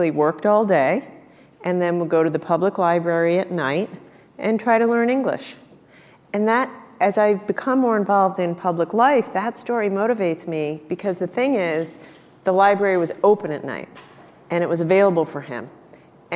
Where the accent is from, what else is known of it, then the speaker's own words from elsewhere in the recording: Rhode Island, United States; I grew up in Rhode Island